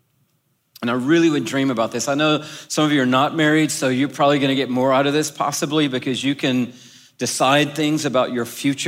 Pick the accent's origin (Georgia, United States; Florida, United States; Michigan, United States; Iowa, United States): Georgia, United States; Atlanta; also born or lived in Texas; I'm from Atlanta